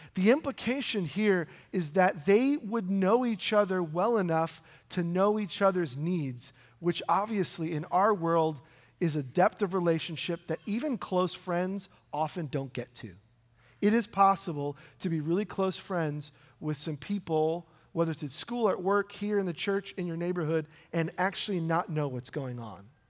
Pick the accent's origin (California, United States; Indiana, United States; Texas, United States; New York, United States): New York, United States; I grew up in New York